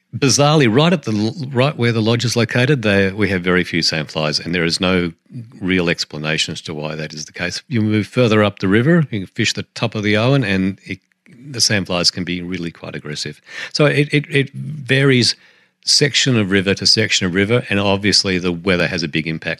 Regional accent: New Zealand

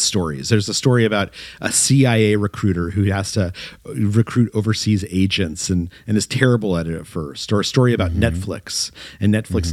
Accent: Albuquerque, New Mexico, United States; moved away as an adult; I grew up in Albuquerque, New Mexico, and I was thinking of going back to New Mexico

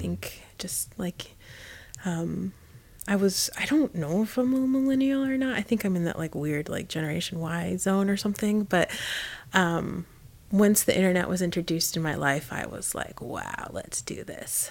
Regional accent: Indiana, United States; moved away; I grew up in Indiana and I was one of four families of color

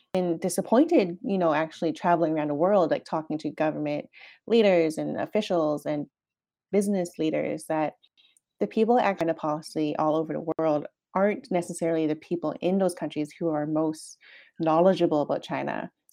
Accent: Canada; moved away; as a Canadian

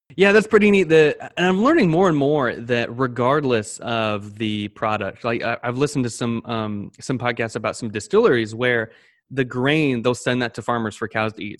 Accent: Panama City, Florida, United States; I'm from Pan, um, Panama City, Florida

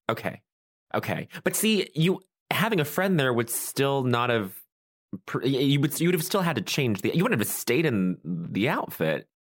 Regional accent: Colorado, United States; I'm from Colorado

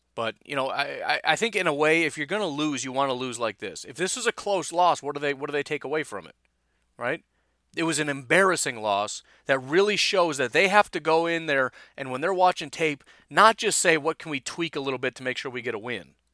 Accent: Illinois, United States; moved away; also born or lived in Kenosha; I grew up in Illinois

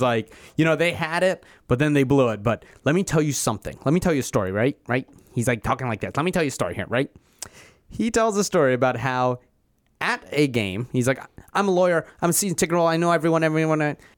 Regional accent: Philadelphia, Pennsylvania, United States; I'm also from Philadelphia.

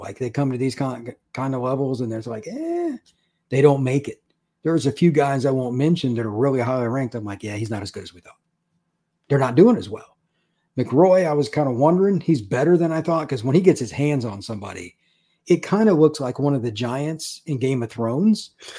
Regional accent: Big Ten country, Midwest, United States; I grew up in Big Ten country. There's nothing here but corn.

